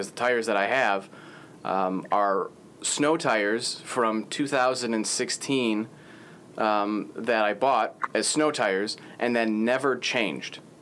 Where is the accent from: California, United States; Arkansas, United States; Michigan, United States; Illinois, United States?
Illinois, United States; Chicago; I'm from Chicago